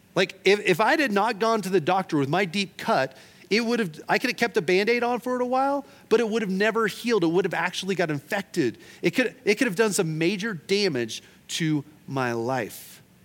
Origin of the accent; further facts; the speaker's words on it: Oklahoma, United States; I'm from Oklahoma